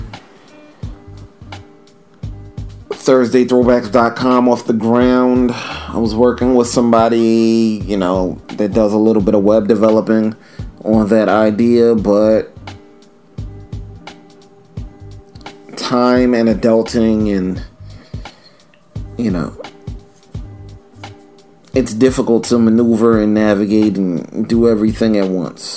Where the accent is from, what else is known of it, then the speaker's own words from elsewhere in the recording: New York City, New York, United States; I'm not from gentrified Harlem. I'm from Old Harlem